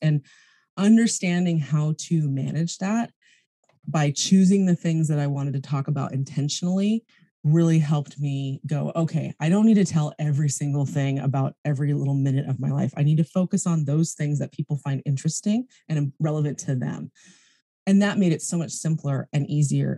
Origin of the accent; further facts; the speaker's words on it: United States; also born or lived in California; now in New Zealand; being an American citizen